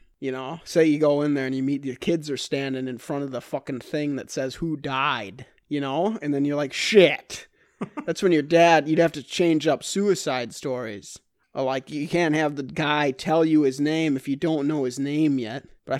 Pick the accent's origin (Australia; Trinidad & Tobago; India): India; Correct. As Indian people.